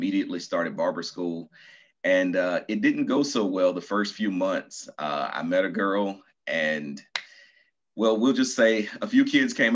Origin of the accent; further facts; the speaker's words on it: Nashville, Tennessee, United States; moved away as an adult; also born or lived in Atlanta, Georgia / Baton Rouge, Louisiana; now in Murfreesboro, United States; I am originally from Nashville, Tennessee. I was born and raised there